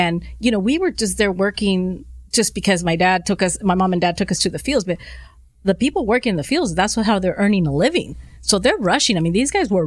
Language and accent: English; Los Angeles, California, United States; I'm born and raised in the San Fernando Valley. So like totally for sure, I'm an awesome Valley girl